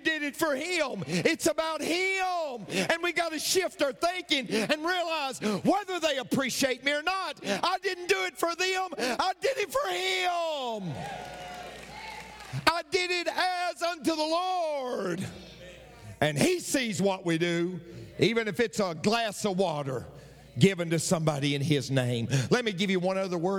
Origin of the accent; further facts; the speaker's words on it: Tennessee, United States; I'm from Tennessee.